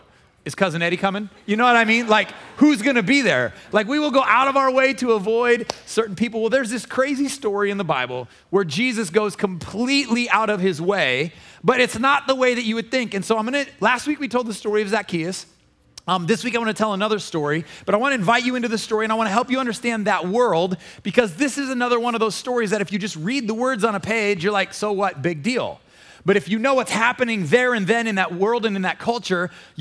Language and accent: English; Omaha, Nebraska, United States; moved away as an adult; I came from Omaha, Nebraska